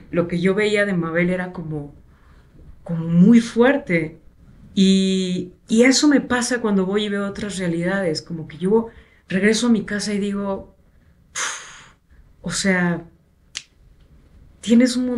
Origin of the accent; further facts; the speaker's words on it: Minatitlán, Veracruz, Mexico; yo crecí en Veracruz